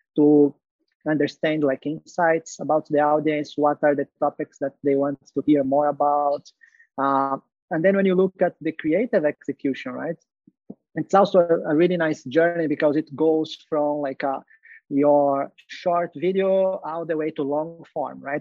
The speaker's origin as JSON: {"language": "English", "country": "Brazil", "also_born_or_lived": "Dubai / Malaysia / Hong Kong / Singapore", "moved": "as an adult", "said": "I'm originally from Brazil."}